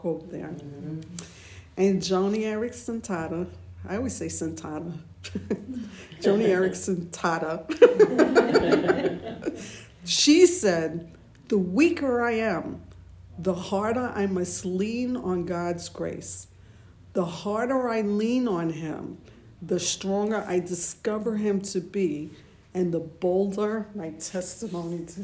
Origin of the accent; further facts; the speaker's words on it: United States; We're American Christians